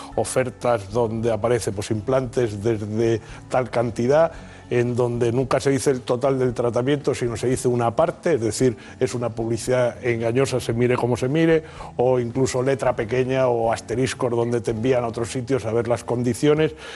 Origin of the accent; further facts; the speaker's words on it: Spain; los españoles somos los europeos que menos acuden al dentista